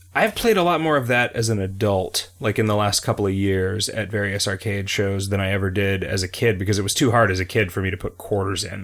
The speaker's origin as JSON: {"language": "English", "country": "United States", "said": "I am an American"}